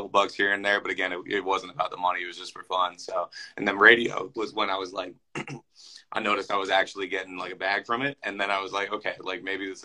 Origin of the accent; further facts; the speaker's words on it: Philadelphia, Pennsylvania, United States; moved away as an adult; also born or lived in Des Moines, Iowa; now in Minneapolis, United States; I'm from Philadelphia originally. I moved to Des Moines, Iowa for my first radio job.